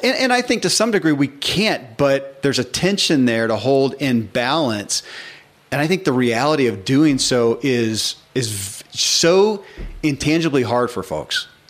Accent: the Bible Belt, United States; I grew up in the Bible Belt

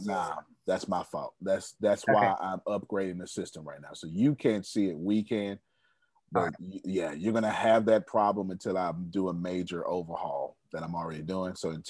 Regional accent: Texas, United States; I'm from Texas.

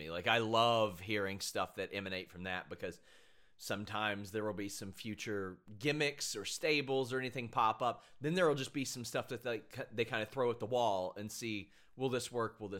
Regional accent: Kentucky, United States; I'm from Kentucky

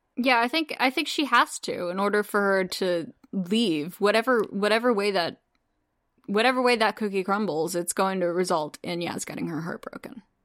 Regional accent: United States; as an American watching Demons of the Punjab, because that's not something that we're, we learn about in American schools.

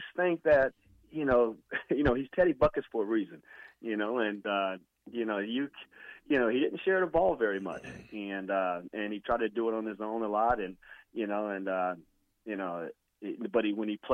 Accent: Indiana, United States; I'm from Indiana

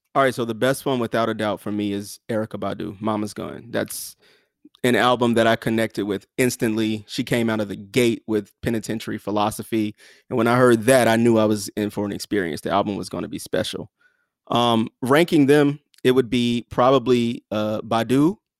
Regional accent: the South, United States; I'm from the South

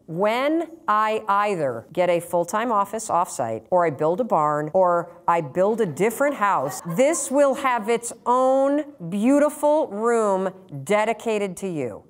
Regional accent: Muskegon, Michigan, United States; now in Boston, United States; I grew up in Muskegon, Michigan, where Brunswick was founded.

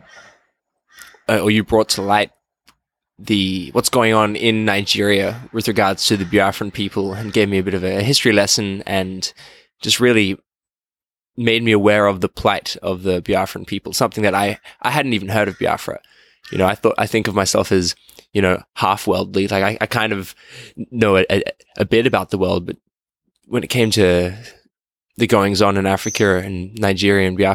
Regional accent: Australia; I'm from Australia

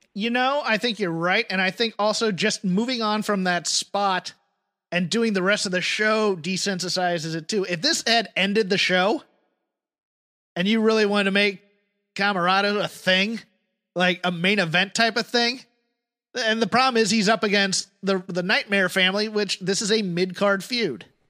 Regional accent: United Kingdom; now in United States; as a Brit

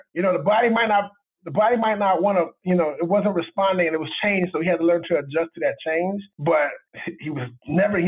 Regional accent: Miami, Florida, United States; I'm from Miami

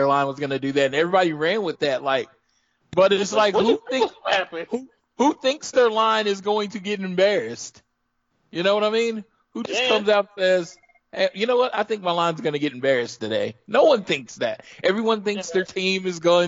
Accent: Oklahoma, United States; I am from Oklahoma, so I'm from Oklahoma

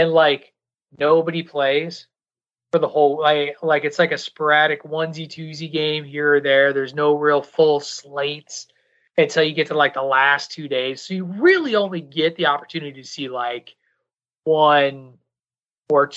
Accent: Illinois, United States; moved away; I'm from Illinois originally. I grew up, my mother worked for the University of Illinois.

